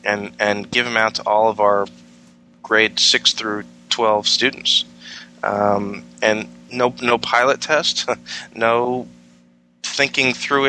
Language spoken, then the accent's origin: English; New York, United States; now in Virginia, United States; I came from New York, particularly Long Island on New York, where just on Long Island we had 125 separate school districts